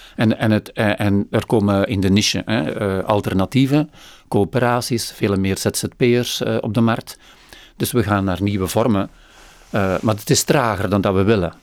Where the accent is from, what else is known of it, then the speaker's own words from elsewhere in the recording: Flanders, Belgium; ik, ik, sluit als Vlaming meer aan bij